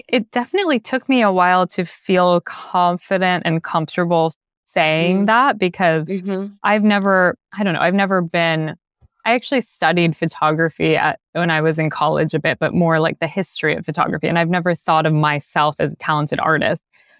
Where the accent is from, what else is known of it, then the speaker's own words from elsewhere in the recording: Los Angeles, California, United States; I grew up in LA on the West Side, and for me, LA is definitely about the ocean in a lot of ways and the beach.